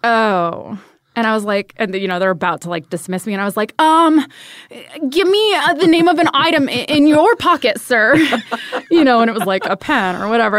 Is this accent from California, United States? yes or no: yes; Ventura, California, United States; moved away; Grew up in Ventura